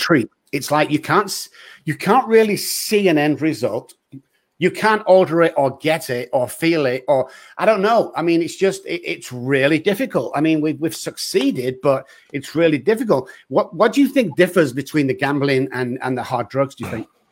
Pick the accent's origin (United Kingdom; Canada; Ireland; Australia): United Kingdom; England; moved away; I'm English, I'm like, "Where are you from?" And, uh, I say, "England."